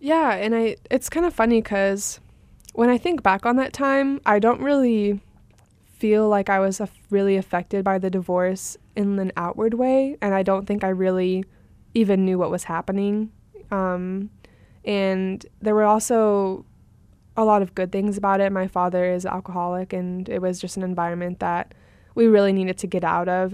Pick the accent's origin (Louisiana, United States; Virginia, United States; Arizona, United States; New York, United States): Arizona, United States; Phoenix; we moved kind of from West Phoenix area to Central Phoenix